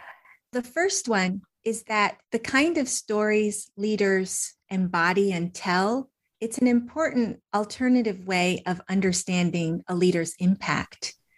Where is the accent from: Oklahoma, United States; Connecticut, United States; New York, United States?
Connecticut, United States; also born or lived in Wisconsin / Ohio / Georgia; I was born in Wisconsin. I moved around a bit before age 5 to Ohio and then Georgia. And then during my K through 12 years, I lived in Connecticut.